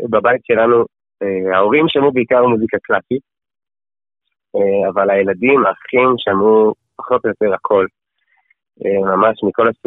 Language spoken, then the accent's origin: Hebrew; Efrat, Judea and Samaria Area, Israel; moved away as an adult; also born or lived in Jerusalem; now in Otniel; אני בן 25, אה, אני נשוי עם ילד ילד ואישה מתוקים מדבש. אמ, גדלתי באפרת, אמ, משם עברתי לירושלים, כן. עכשיו אנחנו בעתניאל